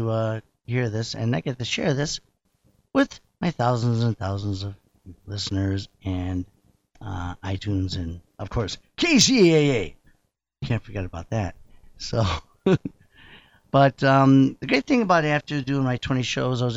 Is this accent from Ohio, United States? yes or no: no; Rochester, New York, United States; moved away; I'm a New Yorker. Not really New Yorker. I'm from Rochester, New York